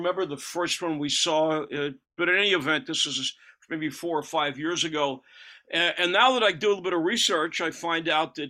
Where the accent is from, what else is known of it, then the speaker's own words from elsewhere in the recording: New York City, New York, United States; now in Paris, France; I know when I was growing up in Brooklyn